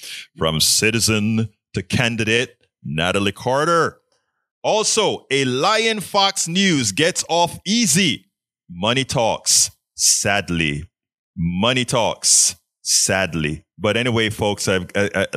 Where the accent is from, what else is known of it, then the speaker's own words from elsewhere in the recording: Panama; now in Kingwood, United States; I'm from Panama